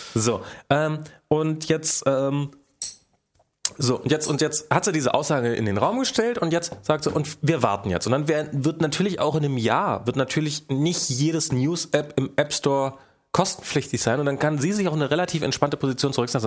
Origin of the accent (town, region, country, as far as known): Rüdersdorf, Brandenburg, Germany; born or raised there; now in Berlin, Germany